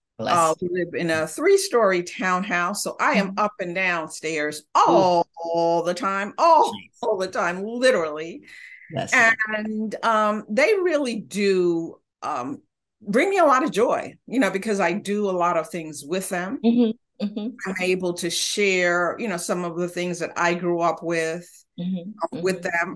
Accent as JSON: {"language": "English", "town": "New York City", "region": "New York", "country": "United States", "tie": "born or raised there", "also_born_or_lived": "Honduras", "moved": "as an adult", "lives_now": "Santa Barbara, United States", "said": "live in California, Santa Barbara area, not originally, but I grew up in New York City, originally from Central America."}